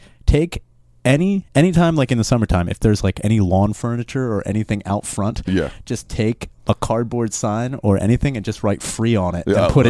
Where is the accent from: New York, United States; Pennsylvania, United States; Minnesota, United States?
Pennsylvania, United States; Royersford; moved away; Walk around my hometown. I walk into Royers Ford.